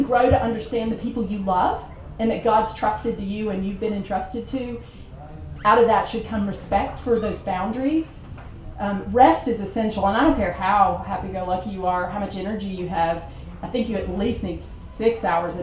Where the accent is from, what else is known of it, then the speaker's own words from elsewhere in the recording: the South, United States; I'm from the South